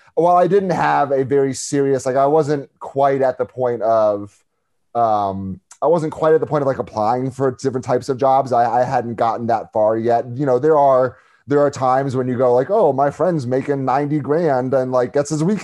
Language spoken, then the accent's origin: English; Washington, District of Columbia, United States; moved away as an adult; now in Chicago, United States; I'm from D.C., born and raised in Washington, D.C. So I moved to Chicago in 2018.